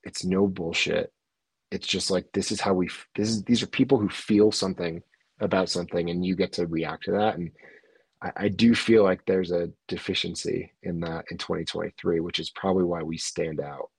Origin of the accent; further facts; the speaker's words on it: East Coast, United States; And I grew up in the East Coast, so I'm like, dude, you're in Connecticut.